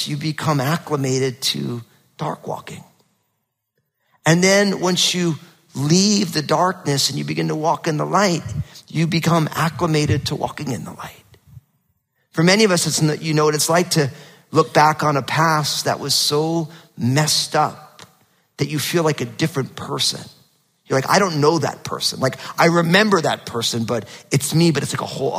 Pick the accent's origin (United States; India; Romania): United States; New Jersey; now in Pacific Northwest, United States; growing up in New Jersey, super hot, humid summers and freezing cold winters were normal. And now, because I live in the Northwest